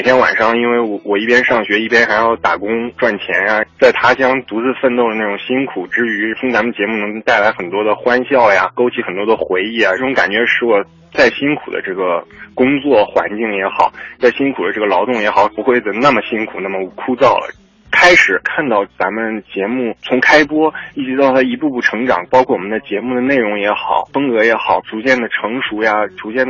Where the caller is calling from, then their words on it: Adelaide, South Australia, Australia; 我来自澳大利亚阿德莱德。